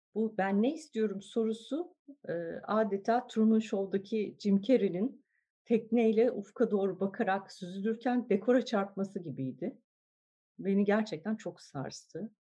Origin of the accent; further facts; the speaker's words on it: Ankara, Turkey; moved away as an adult; now in Istanbul, Turkey; Ben Ankara doğumluyum. Lisans mezuniyetimin ardından İstanbul'a